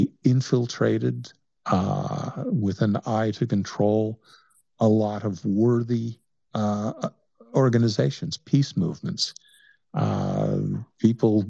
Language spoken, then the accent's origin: English; Mississippi, United States; I'm a Mississippian